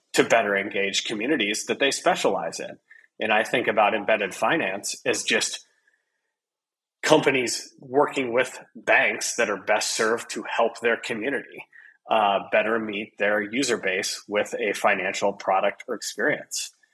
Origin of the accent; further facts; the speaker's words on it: Midwest, Iowa, United States; I'm a person from the Midwest in the United States, a farming community in Iowa